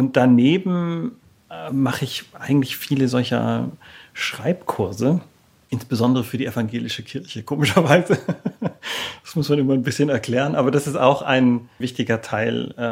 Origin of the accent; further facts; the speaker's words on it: Baden-Württemberg, Germany; now in Berlin, Germany; also aufgewachsen bin ich im Schwabenland, also ziemlich weit im Süden, in einer Kleinstadt eigentlich da, äh, auf der Schwäbischen Alb, beziehungsweise an der Donau. Ja, und da musste ich irgendwann dringend weg.